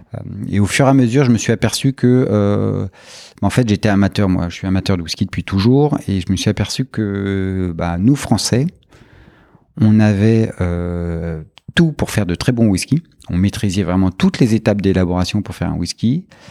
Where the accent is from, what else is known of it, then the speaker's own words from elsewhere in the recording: France; en tant que Français, on est souvent entouré de, de, vins et de spiritueux dans nos familles